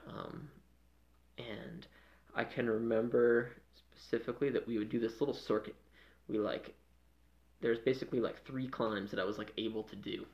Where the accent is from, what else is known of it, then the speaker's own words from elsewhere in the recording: Freedom, Maine, United States; moved away as an adult; also born or lived in New England; now in Denver, United States; I grew up in Maine. Yeah, yeah. a small town called Freedom.